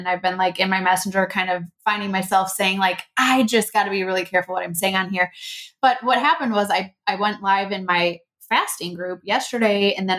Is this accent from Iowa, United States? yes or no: yes; Strawberry Point, Iowa, United States; born there; I was born in Strawberry Point.